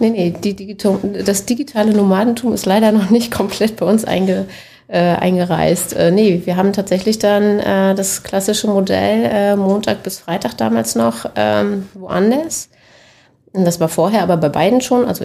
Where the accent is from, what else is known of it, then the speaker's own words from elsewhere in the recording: Schwerin, Mecklenburg-Vorpommern, Germany; also born or lived in Berlin; Ich bin Mecklenburgerin, gebürtig Schwerinerin. Ähm, bin dann aus privaten Gründen nach Berlin